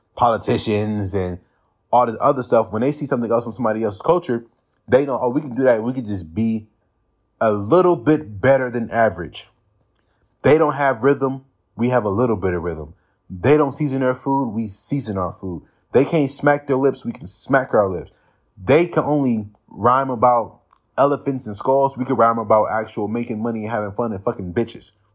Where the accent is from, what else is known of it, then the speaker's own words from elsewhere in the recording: California, United States; I'm from California. I live in California all my life